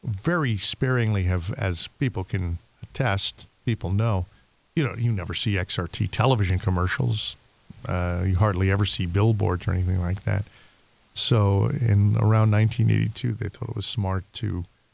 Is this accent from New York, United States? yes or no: yes; New York City, New York, United States; now in Chicago, United States; I'm from Queens